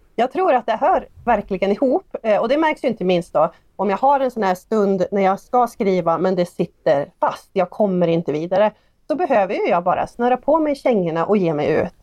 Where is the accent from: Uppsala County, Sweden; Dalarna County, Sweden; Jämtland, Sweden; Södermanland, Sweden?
Jämtland, Sweden; Hede; min hemby Hede